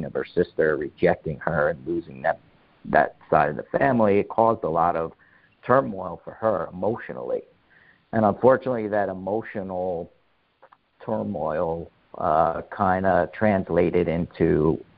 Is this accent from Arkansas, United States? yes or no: no; North Brunswick, New Jersey, United States; I grew up in North Brunswick, New Jersey.